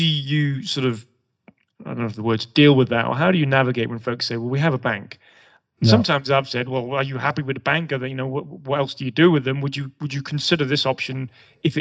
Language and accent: English; England, United Kingdom; moved away as an adult; now in United States; the accent probably gives it away, but as an Englishman in Europe